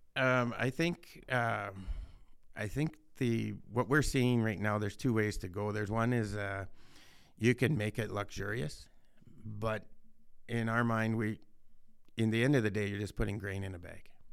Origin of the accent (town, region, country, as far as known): Saskatchewan, Canada; born or raised there